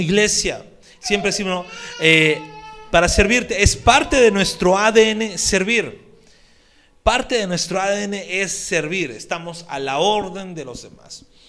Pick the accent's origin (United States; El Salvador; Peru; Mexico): Peru; accent: Peruvian; en nuestro dialecto peruano